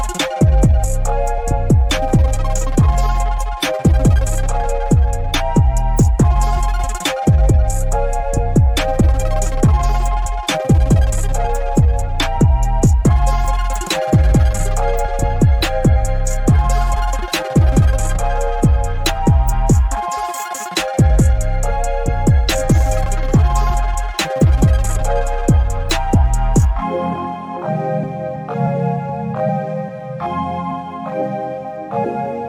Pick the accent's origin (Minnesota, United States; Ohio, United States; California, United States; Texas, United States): California, United States; I'm outside of my home state of California right now